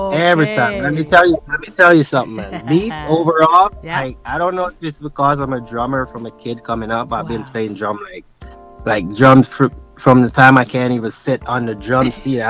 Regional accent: Jamaica; born there; I'm like, heck yeah, I'm African, but I was born in Jamaica

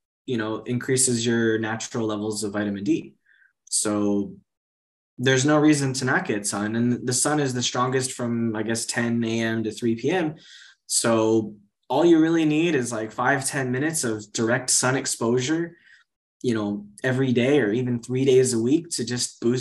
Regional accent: Miami, Florida, United States; moved away as an adult; also born or lived in China; now in Portugal; I grew up in Miami where there's sun pretty much all year round

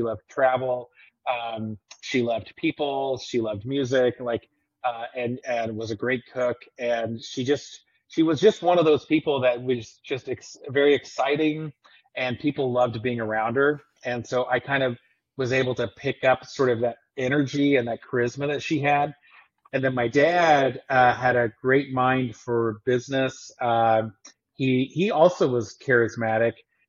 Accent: Tulsa, Oklahoma, United States; also born or lived in Texas; now in Missouri, United States; so born in Texas, but spent most of my formative years, I guess, growing up in Oklahoma, and specifically in and around the Tulsa area.

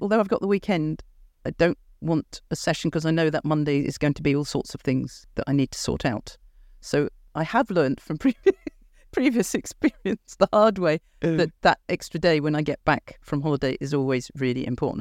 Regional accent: United Kingdom; Look at me being British

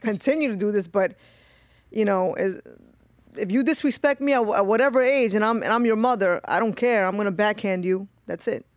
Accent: New York City, New York, United States; I grew up in East New York. So, I grew up in a very tough, um, area.

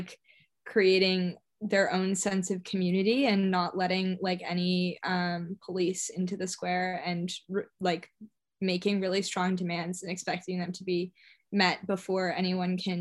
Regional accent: San Francisco, California, United States; I grew up in San Francisco, so I probably went to protests there

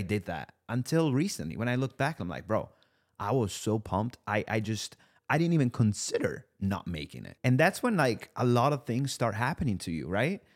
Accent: Italy; English is a second language; moved away as an adult; also born or lived in New York, United States; now in Los Angeles, United States; I was born in Italy. You know, I spent the majority of my life in Italy. I moved to the U S when I was twenty-two

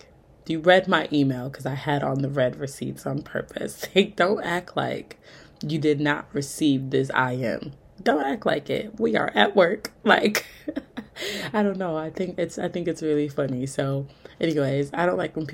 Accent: Milwaukee, Wisconsin, United States; I'm from Milwaukee

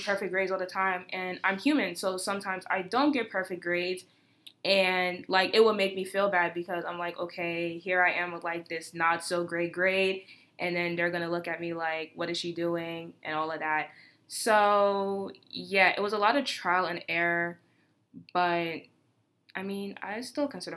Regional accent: United States; born or raised there

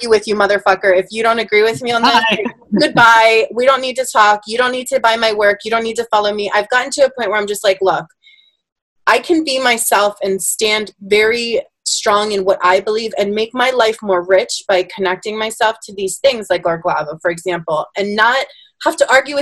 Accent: Bristol, Pennsylvania, United States; when I grew up in Bristol, I was one of the only Germans

